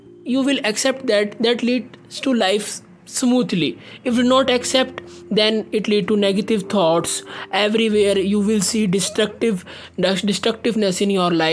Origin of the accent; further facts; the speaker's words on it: India; I am from India